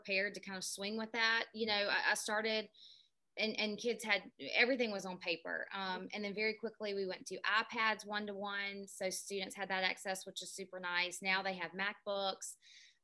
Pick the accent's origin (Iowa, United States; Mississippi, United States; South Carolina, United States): South Carolina, United States; North Augusta; I'm originally from North Augusta, South Carolina, which is right over the border of Augusta, Georgia